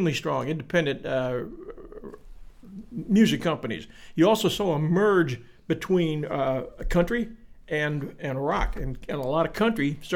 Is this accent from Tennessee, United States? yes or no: no; Virginia Beach, Virginia, United States; I'm from Virginia Beach